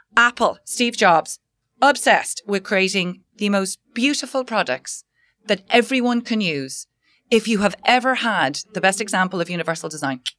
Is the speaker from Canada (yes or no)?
no; Ireland; I was working as a management consultant in Dublin, Ireland. Um, I'm Irish.